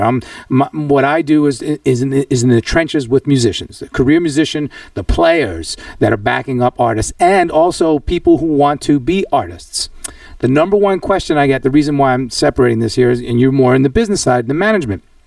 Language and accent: English; New York, United States; I'm a tried and true New Yorker